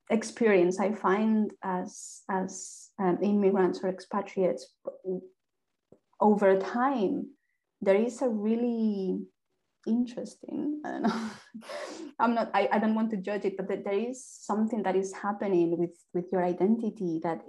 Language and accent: English; Spain; first language Spanish; English is a second language; moved away as an adult; also born or lived in France; now in Ireland; I am Spanish, but I am also Irish.